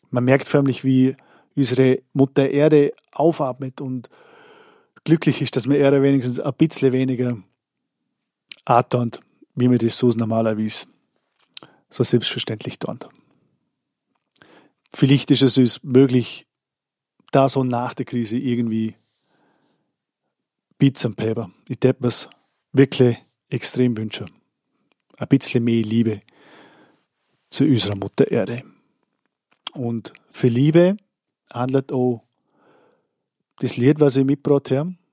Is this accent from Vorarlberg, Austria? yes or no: yes; Vorarlberg, Austria; Ich komme aus Andersburg im Bregenzer Wald in Vorarlberg